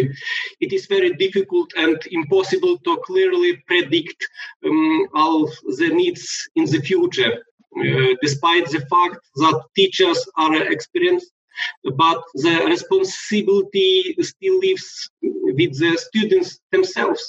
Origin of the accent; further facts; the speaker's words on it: Lviv, Lviv Oblast, Ukraine; in my hometown, a lot of jobs are provided by the IT industry